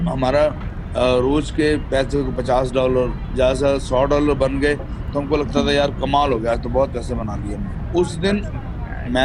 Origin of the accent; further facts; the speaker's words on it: Patna, Bihar, India; पहले तो मैं जैसे बिहार में पैदा हुआ था पटना सिटी बिहार में परवरिश मेरी ग्यारह दस ग्यारह बारह साल मेरी जो परवरिश थी वो बिहार में ही हुई